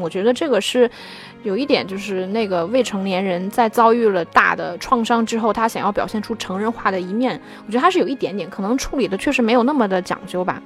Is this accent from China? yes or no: yes; China; 我们中国人南方和北方的口音上的差别